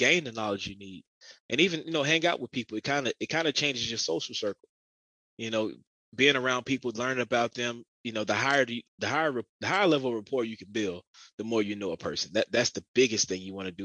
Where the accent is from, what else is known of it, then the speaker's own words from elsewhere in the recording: Augusta, Georgia, United States; growing up in Augusta, pretty much the country